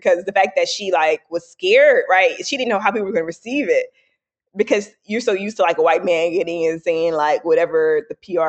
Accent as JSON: {"language": "English", "region": "the South", "country": "United States", "tie": "born or raised there", "said": "I gave a talk, right, on our all hands about me growing up in the South, right, and dealing with racism, et cetera."}